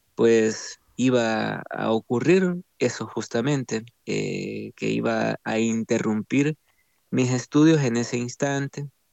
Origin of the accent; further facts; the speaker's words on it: Santa Tecla, La Libertad, El Salvador; also born or lived in San Salvador; nací en San Salvador, en la capital, pero crecí casi toda mi vida en Santa Tecla, en una ciudad cercana a la capital.